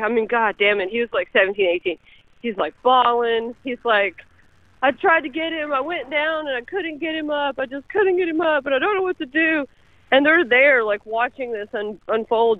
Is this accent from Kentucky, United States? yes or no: yes; Kentucky, United States; I am from Kentucky